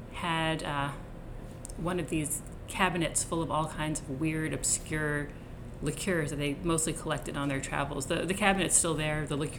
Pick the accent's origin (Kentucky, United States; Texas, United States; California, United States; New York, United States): New York, United States; Rockland County; I grew up in Rockland County, which has virtually no industry and no celebrities, and it's really just a small bedroom community. It was just a very nice place to grow up.